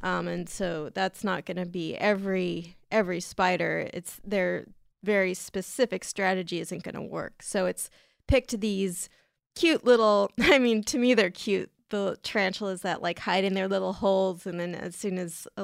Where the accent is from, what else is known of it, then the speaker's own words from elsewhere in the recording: San Diego, California, United States; San Diego, California, which is my hometown